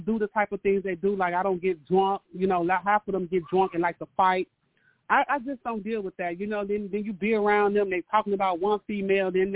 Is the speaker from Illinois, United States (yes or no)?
yes; Chicago, Illinois, United States; I'm from Chicago